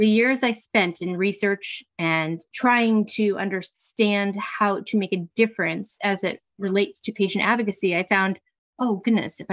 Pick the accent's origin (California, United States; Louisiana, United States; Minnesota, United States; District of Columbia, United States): District of Columbia, United States; Washington; I literally live 10 blocks from where my parents' home was and where I grew up on Capitol Hill